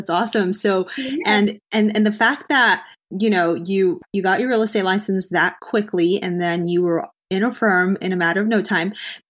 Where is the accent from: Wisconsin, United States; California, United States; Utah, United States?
California, United States; Los Angeles; moved away; California, California originally, Los Angeles.